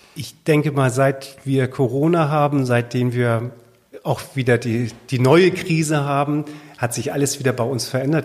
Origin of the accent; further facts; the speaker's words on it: Sylt, Schleswig-Holstein, Germany; wenn man hier geboren ist auf der Insel, ist es schon schön, auf dieser Insel zu leben